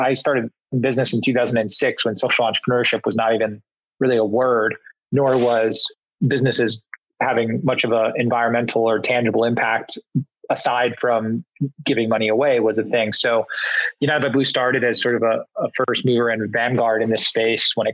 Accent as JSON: {"language": "English", "country": "Singapore", "tie": "born or raised there", "moved": "yes", "said": "I grew up predominantly in Southeast Asia and Singapore"}